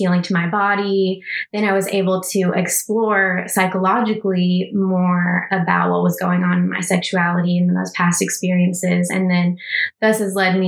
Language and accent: English; Texas, United States; growing up in Texas, in a very rural conservative town family